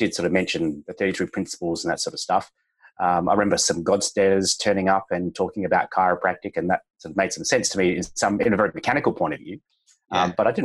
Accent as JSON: {"language": "English", "town": "Adelaide", "region": "South Australia", "country": "Australia", "tie": "born or raised there", "also_born_or_lived": "Melbourne / Sydney", "said": "I was born in Melbourne. My dad's Singaporean, mum's Anglo-Australian, but spent most of my life here in Adelaide"}